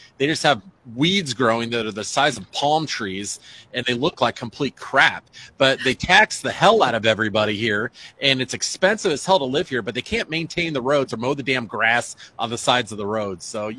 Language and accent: English; Des Moines, Iowa, United States; I grew up in Des Moines, and the roads were not this bad.